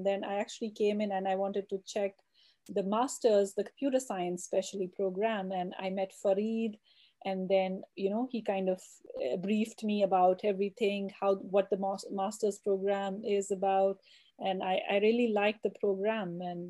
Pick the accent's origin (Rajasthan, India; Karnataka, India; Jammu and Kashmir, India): Jammu and Kashmir, India; Oh, so it's I'm originally from Kashmir. So Kashmir is in north of India and south of Pakistan. So it's a valley which is surrounded by the Himalayas mountains.